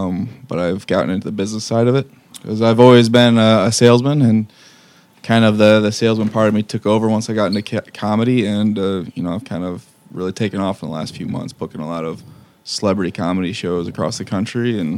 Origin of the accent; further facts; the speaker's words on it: Lapeer, Michigan, United States; So I grew up in the 810 up in Lapeerre.